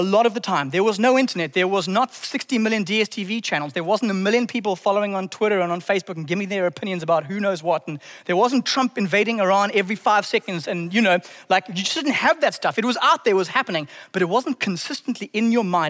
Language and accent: English; Zimbabwe; I grew up in Zimbabwe in the early nineties.